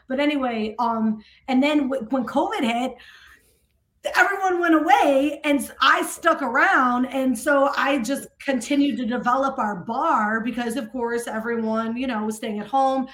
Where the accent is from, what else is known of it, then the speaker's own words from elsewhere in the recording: Buffalo, New York, United States; moved away as an adult; now in New Orleans, United States; I'm originally from Buffalo, New York, went to Holy Angels Academy